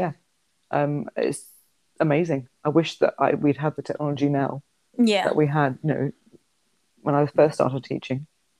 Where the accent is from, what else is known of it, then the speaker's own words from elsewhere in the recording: London, United Kingdom; accent: neutral; I'm from London. I've got quite a neutral accent. I work in the Northwest.